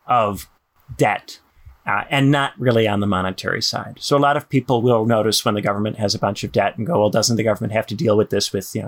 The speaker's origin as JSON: {"language": "English", "country": "United States", "said": "I'm American"}